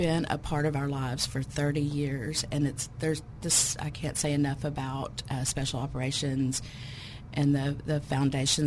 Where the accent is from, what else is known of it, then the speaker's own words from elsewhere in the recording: Little Rock, Arkansas, United States; I'm from Little Rock